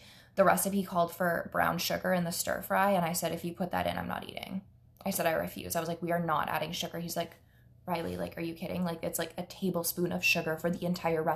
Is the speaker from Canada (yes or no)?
yes; Sault Ste. Marie, Ontario, Canada; moved away as an adult; now in London, Canada; I'm from Sault Ste. Marie